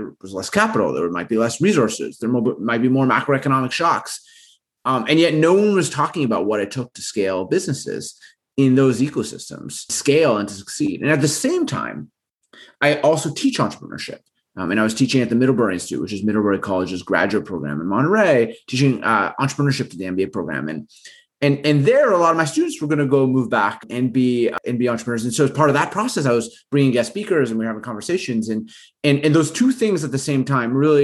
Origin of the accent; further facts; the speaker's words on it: Winnipeg, Manitoba, Canada; I'm Canadian. I grew up in the middle of the country in town called Winnipeg